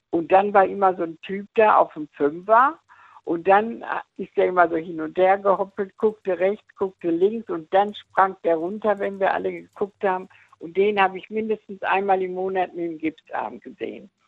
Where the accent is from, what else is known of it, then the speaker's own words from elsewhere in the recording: Dortmund, North Rhine-Westphalia, Germany; da haben wir im Hafen schwimmen gelernt bei uns in Dortmund.